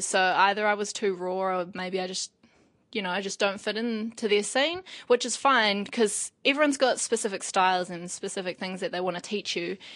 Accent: Wairoa, Hawke's Bay, New Zealand; moved away; also born or lived in Paraparaumu / Newlands, Wellington; I was raised in Wairoa as well

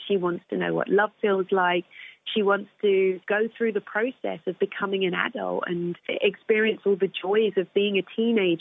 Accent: United Kingdom; I'm British and I'm also black and I'm also female.

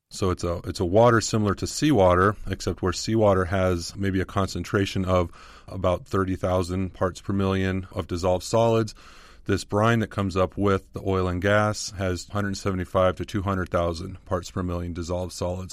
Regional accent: Southern California, United States; I grew up in Southern California

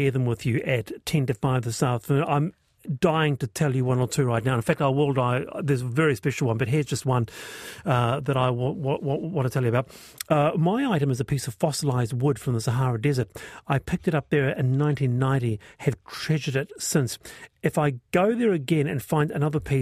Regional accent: Manurewa, Auckland, New Zealand; here I am, growing up in Manurewa

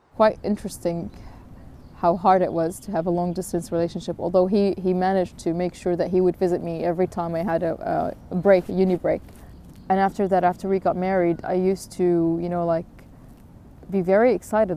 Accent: Jordan; moved away as an adult; now in New Zealand; I'm originally from Jordan

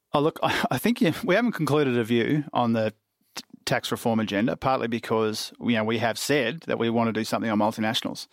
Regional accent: Queensland, Australia; I say this as a Queenslander too

